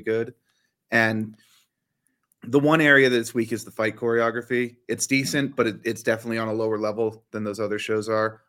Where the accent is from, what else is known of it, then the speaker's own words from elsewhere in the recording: near the Smithsonian, District of Columbia, United States; I grew up near the Smithsonian.